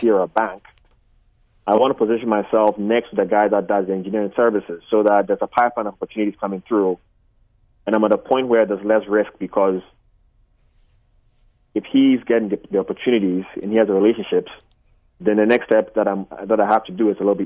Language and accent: English; Ghana; now in United States; I'm Ghanaian.